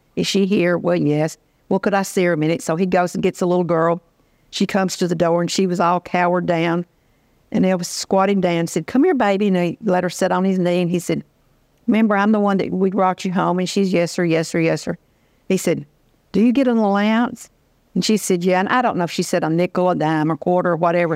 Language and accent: English; Union City, Tennessee, United States; moved away as an adult; now in Memphis, United States; my hometown, Union City, which is about one hundred forty miles from here.